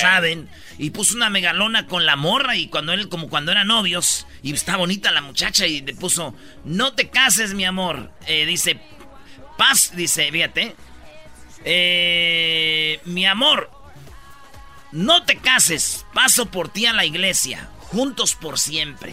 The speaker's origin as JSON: {"language": "Spanish", "region": "Michoacán", "country": "Mexico", "said": "Somos de Michoacán, nomás pasamos por Guadalajara"}